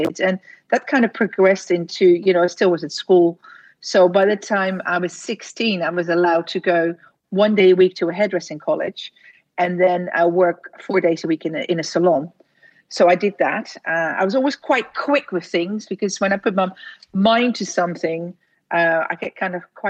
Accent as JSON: {"language": "English", "country": "Netherlands", "also_born_or_lived": "London", "second_language": "English", "moved": "as an adult", "said": "he sent me back to Holland"}